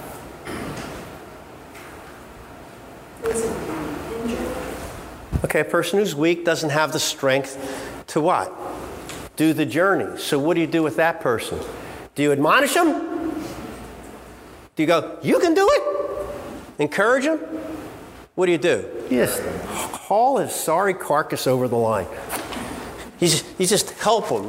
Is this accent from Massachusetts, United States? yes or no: no; Philadelphia, Pennsylvania, United States; I'm straight from Philly, you know, and sound like